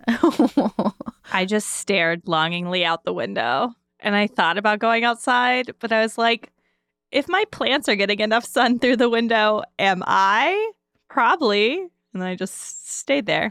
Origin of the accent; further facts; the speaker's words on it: the South, United States; now in Pittsburgh, United States; I am from the South